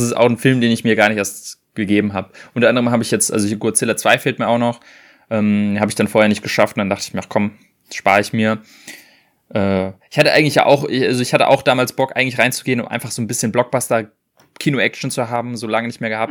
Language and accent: German; Germany; als Deutscher